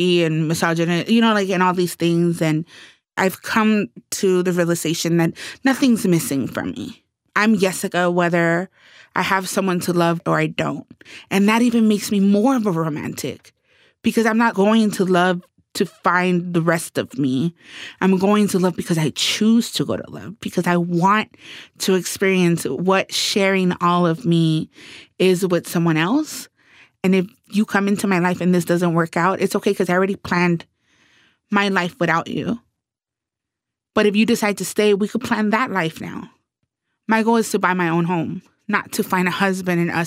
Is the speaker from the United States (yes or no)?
yes; Los Angeles, California, United States; in L.A., I'm what, like a hometown celebrity